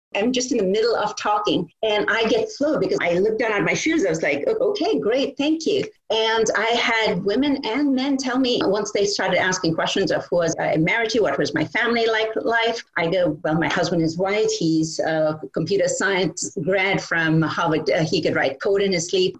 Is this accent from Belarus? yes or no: no; Kolkata, West Bengal, India; now in United States; I grew up in Calcutta, India, and I went to a boarding school with all girls